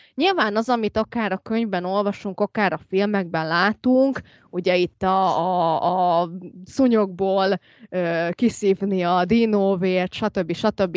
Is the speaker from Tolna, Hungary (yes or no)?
no; Úrkút, Veszprém County, Hungary; hát urkuti vagyok, amit van ajka mellett